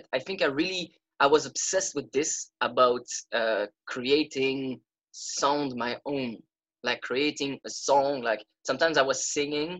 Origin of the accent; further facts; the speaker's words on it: Belgium; I come from Belgium